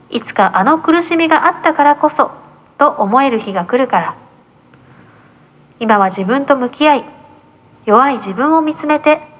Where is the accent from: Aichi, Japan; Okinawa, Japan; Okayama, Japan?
Okinawa, Japan; 私がねあの沖縄民を出身なんで独特の拳があるんですけどね